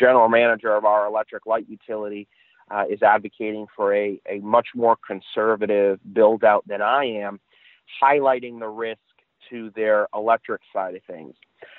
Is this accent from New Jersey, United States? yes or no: no; Chicopee, Massachusetts, United States; I grew up in Chicopee, went to school there, and shortly after my second year of college, was hired by the mayor of the city of Chicopee.